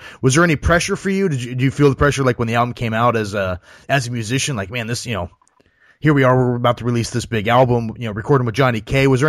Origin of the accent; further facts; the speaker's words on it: Ohio, United States; I grew up in Ohio myself